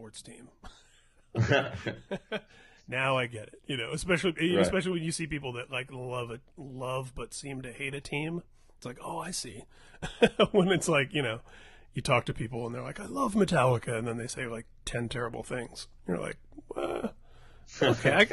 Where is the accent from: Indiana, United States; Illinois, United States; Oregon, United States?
Indiana, United States; I grew up in Indiana